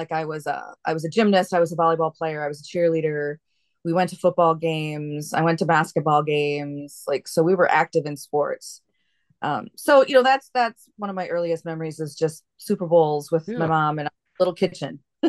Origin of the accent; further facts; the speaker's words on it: Wisconsin, United States; moved away as an adult; now in Anchorage, United States; I grew up in Wisconsin. We were, you know, you're born a Packer fan there.